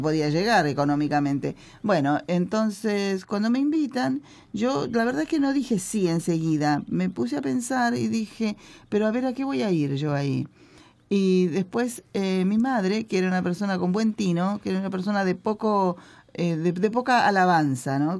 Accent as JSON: {"language": "Spanish", "town": "Los Toldos", "region": "Buenos Aires", "country": "Argentina", "tie": "born or raised there", "said": "Yo nací en una comunidad que se llama Los Toldos"}